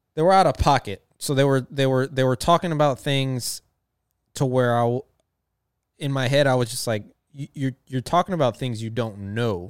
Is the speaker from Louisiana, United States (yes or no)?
no; Texas, United States; I am from Texas, from the South